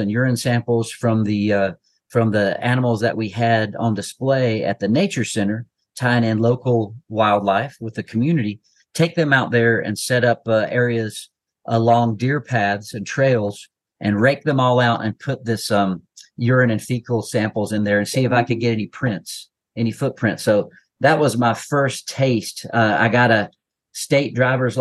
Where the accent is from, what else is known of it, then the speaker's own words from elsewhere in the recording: Asheville, North Carolina, United States; I grew up near Asheville, North Carolina